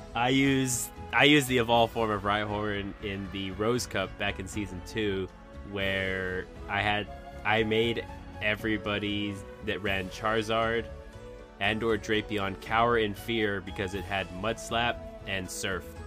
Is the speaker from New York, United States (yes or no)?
no; Texas, United States; moved away; my hometown was in Texas, and I'm states away.